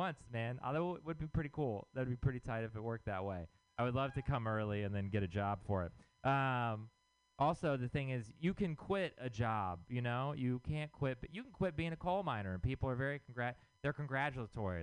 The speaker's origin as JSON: {"language": "English", "region": "Texas", "country": "United States", "moved": "yes", "said": "I'm from Texas."}